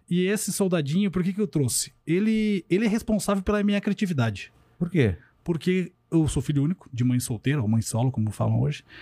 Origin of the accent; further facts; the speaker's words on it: Curitiba, Paraná, Brazil; Curitiba. Curitiba. Sou de Curitiba, é, moro lá até hoje. Morei um ano fora, mas isso depois de mais velho.